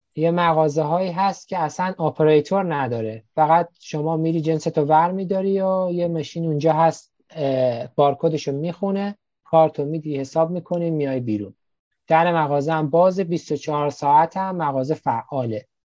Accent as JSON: {"language": "Persian", "country": "Iran", "also_born_or_lived": "Karaj / Tehran", "moved": "as an adult", "lives_now": "Gwangju, South Korea", "said": "ما ایرانی ها"}